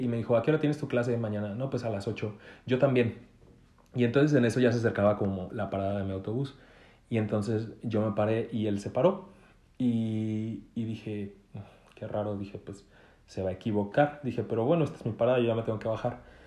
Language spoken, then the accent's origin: Spanish; Mexico; soy mexicano